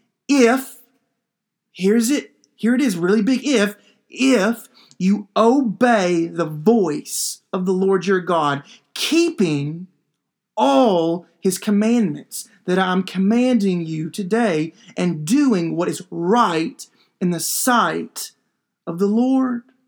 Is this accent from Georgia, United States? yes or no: no; Kentucky, United States; every once in a while, when I go up to my home state of Kentucky, especially in the wintertime, I look forward to cold weather.